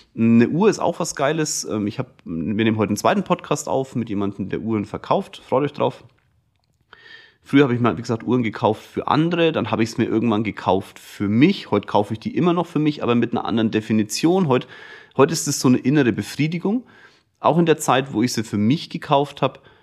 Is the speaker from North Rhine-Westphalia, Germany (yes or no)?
no; Kulmbach, Bavaria, Germany; ich komme aus Kulmbach, das ist ein kleines Dorf, irgendwie hat mich auch jeder gekannt durch den Sport